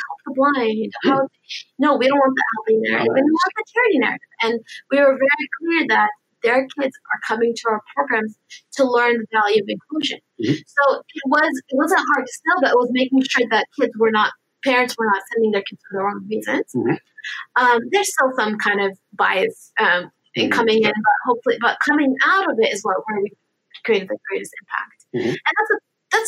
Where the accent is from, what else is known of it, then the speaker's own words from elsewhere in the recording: United States; my parents are originally from Lebanon, so I'm Lebanese American. I was born and raised here